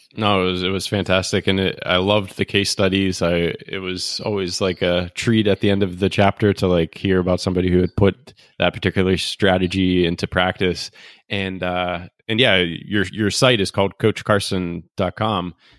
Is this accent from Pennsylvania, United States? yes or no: yes; Pittsburgh, Pennsylvania, United States; moved away; my hometown of Pittsburgh